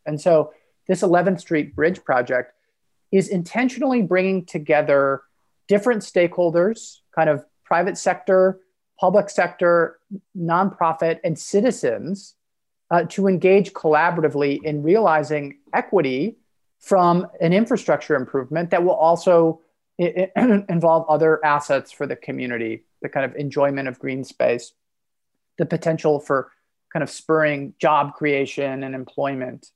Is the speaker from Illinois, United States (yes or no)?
yes; Chicago, Illinois, United States; Chicago, my hometown